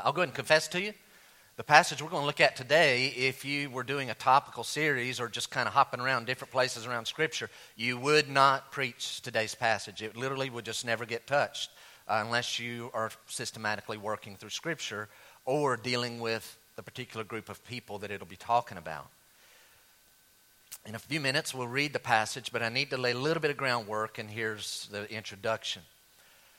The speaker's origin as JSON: {"language": "English", "country": "United States", "said": "being an American"}